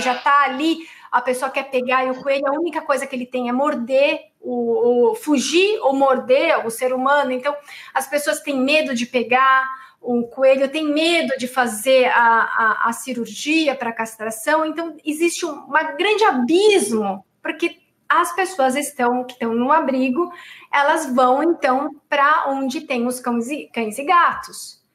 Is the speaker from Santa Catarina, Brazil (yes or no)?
no; São Paulo, Brazil; sou do Tatuapé